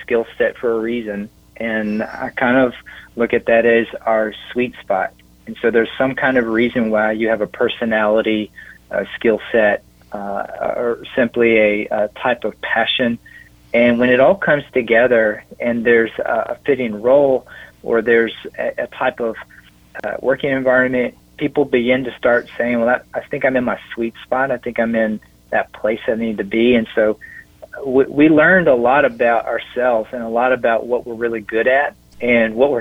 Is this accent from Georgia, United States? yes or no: yes; Augusta, Georgia, United States; moved away as an adult; also born or lived in Raleigh-Durham area; now in Lynchburg, United States; I grew up there in Augusta where the Masters is played